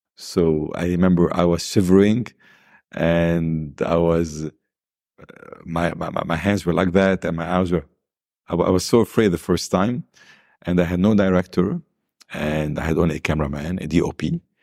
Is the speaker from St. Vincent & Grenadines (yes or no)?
no; Lebanon; also born or lived in South America; I was born in South America. My father passed away before I was born. So, I returned to Lebanon. I was two months old. I've lived in a wonderful home full of love